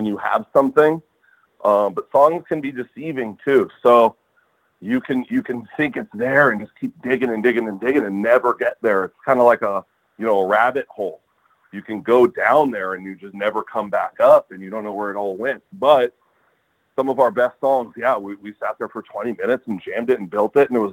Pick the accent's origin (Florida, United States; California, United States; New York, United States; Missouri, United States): California, United States; Los Angeles; I grew up in Atwater, which is, you know, about a mile, 2 miles across the LA River from the stadium